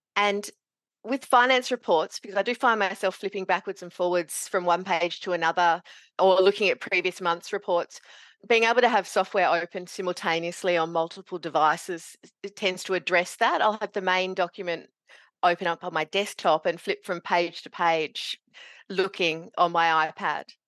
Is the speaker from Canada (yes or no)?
no; Meekatharra, Western Australia, Australia; moved away as an adult; also born or lived in Kalgoorlie, Western Australia; now in northeast Victoria, Australia; growing up in Meekatharra in central W A, and I did my university in Kalgoorlie.